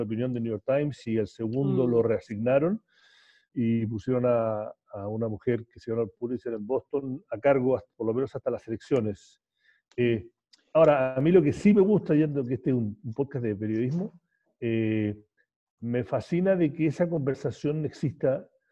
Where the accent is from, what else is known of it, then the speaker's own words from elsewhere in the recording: Chile; moved away as an adult; yo me fui de Chile por lo que pensé que iba a ser cuatro años y me quedé 26, 27 casi